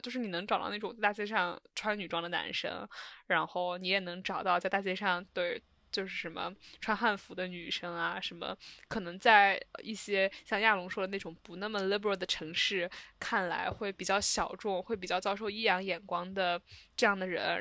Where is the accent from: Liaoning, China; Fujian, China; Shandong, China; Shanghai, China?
Shandong, China; Qingdao; 青岛，就是我的家乡